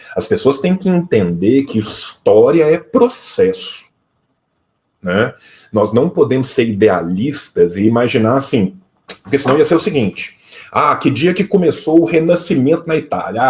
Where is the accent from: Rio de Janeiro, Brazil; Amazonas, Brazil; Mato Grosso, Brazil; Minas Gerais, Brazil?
Minas Gerais, Brazil; a region of; Eu venho de uma região de Minas Gerais que as minhas relações de produção no interior são muito mais próximas